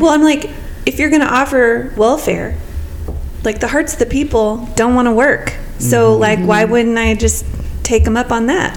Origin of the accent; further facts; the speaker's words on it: Texas, United States; I'm from Texas